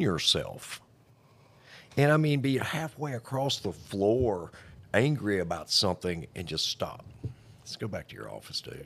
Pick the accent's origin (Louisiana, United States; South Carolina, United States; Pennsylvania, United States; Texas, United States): Louisiana, United States; Blanchard; I'm from Blanchard